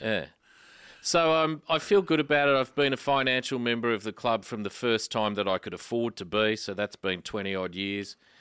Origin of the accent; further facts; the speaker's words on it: Canberra, Australian Capital Territory, Australia; now in Melbourne, Australia; I grew up in Canberra